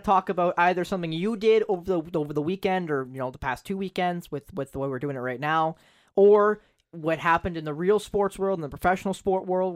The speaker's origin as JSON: {"language": "English", "town": "Owen Sound", "region": "Ontario", "country": "Canada", "said": "I'm from Owen Sound, you know, O H L market."}